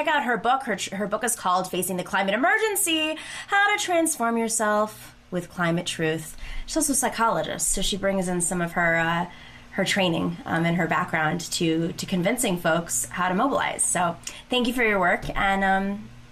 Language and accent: English; Buffalo, New York, United States; moved away; I grew up in Buffalo, New York